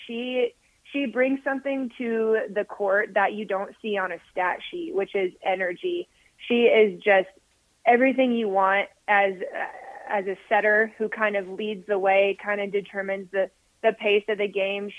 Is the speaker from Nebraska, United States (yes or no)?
yes; Omaha, Nebraska, United States; I'm from Omaha, Nebraska